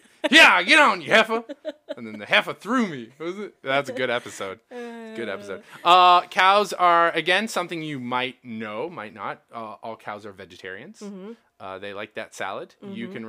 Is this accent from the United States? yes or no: no; Canada; We're Canadian.